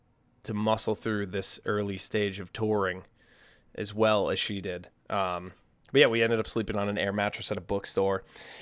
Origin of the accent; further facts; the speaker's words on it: Massachusetts, United States; now in Nashville, United States; Like, I know growing up on the North Shore, there was really just, like, the Salem Jazz and Soul Festival in August, which was great.